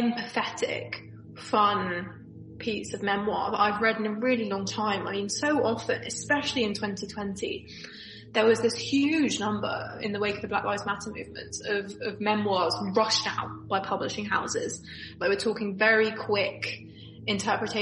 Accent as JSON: {"language": "English", "region": "London", "country": "United Kingdom", "said": "I'm from Northwest London"}